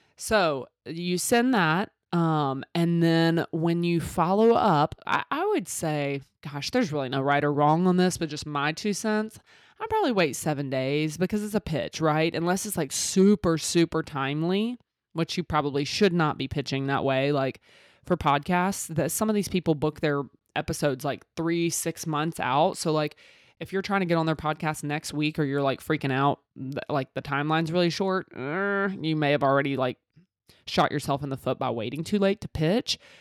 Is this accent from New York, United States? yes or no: no; Mississippi, United States; I'm from Mississippi with these country ass sayings